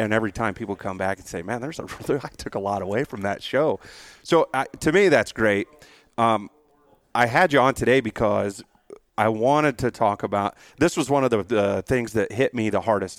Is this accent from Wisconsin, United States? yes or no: no; San Antonio, Texas, United States; I came out from San Antonio, Texas, mm-hmm. 600 feet elevation, and literally the most mountains that we have is the hill country